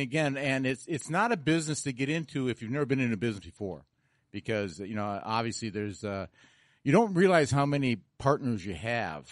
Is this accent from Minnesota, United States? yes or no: yes; outside of Minneapolis, Minnesota, United States; also born or lived in North Dakota; I grew up outside of Minneapolis